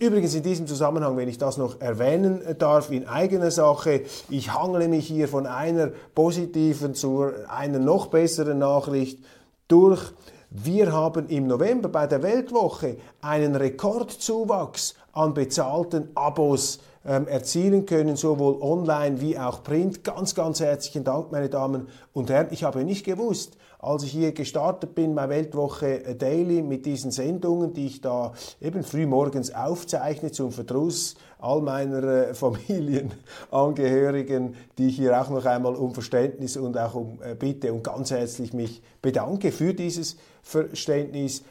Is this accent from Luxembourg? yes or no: no; Switzerland; unserer Schweiz